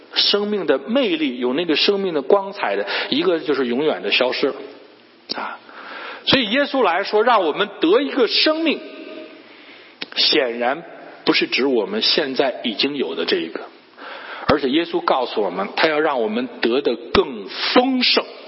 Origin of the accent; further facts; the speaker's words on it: Shandong, China; now in Cleveland, United States; 我是山东人